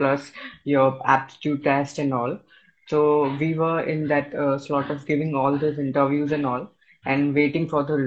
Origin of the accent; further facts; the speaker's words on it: Gandhinagar, Gujarat, India; Gujarat, from Gujarat, Gandhinagar